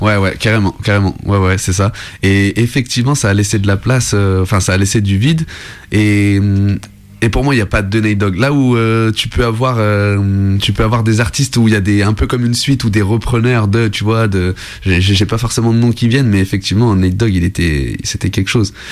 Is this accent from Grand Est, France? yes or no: no; Lyon, Auvergne-Rhône-Alpes, France; je venais de Lyon